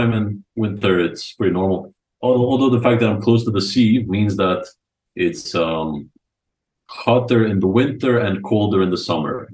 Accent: Croatia; also born or lived in Rijeka; I only grew up in Croatia

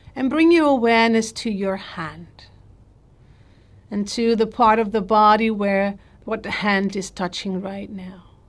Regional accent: Netherlands; I'm from the Netherlands

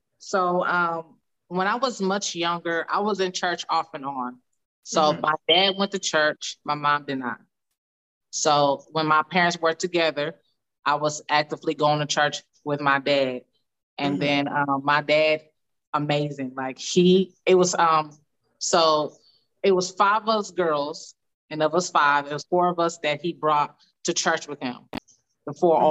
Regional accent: Dallas, Texas, United States; moved away as an adult; also born or lived in Colorado; now in Houston, United States; I'm originally from Dallas. Well, I was born in Colorado, but I lived in Dallas about half of my life, I think, just about half, Dallas, Texas, and I currently live in Houston, Texas

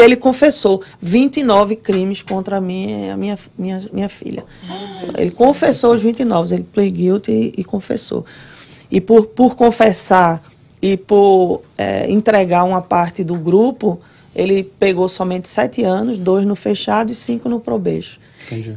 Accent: Recife, Pernambuco, Brazil; moved away as an adult; now in Orlando, United States; eu sou de Recife, né? Alguém já deve ter percebido meu sotaque é aí.

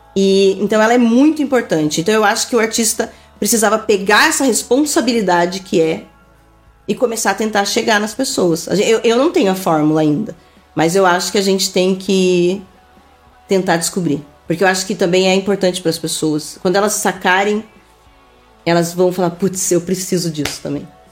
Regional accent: Araucária, Paraná, Brazil; vivi a vida inteira no Manuel Bandeira

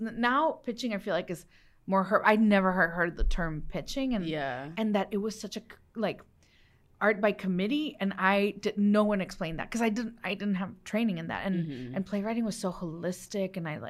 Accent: Los Mochis, Sinaloa, Mexico; born there; I was born in Los Mochis, Sinaloa, land of the sea turtles. Where they caught El Chapo.

